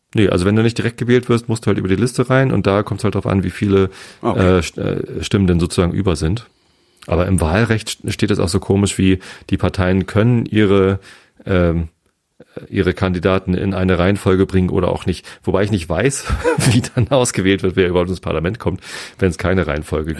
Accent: Hamburg, Germany; aber ich komme aus Hamburg

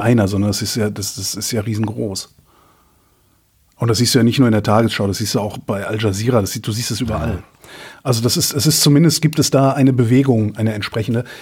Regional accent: Germany; bin Deutscher

